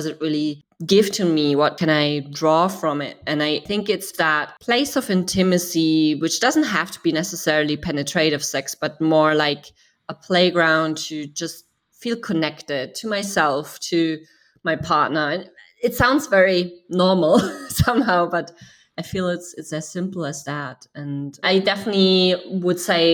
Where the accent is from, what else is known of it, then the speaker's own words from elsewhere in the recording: Germany; I grew up in Germany